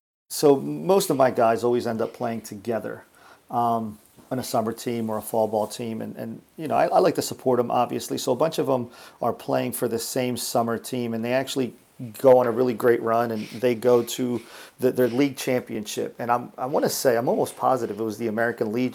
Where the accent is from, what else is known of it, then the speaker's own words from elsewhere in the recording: Dominican Republic; moved away; I'm from the Dominican Republic